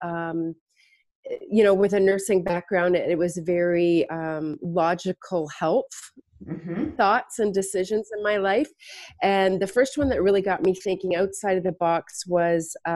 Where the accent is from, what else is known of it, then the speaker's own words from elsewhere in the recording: Kitchener, Ontario, Canada; also born or lived in Tillsonburg, Ontario; originally in Kitchener-Waterloo area